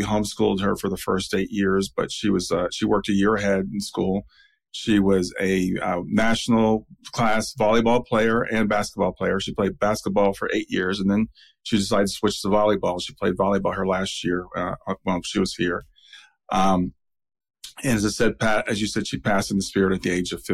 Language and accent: English; Columbus, Ohio, United States; I grew up in Columbus. My whole family went to Ohio State.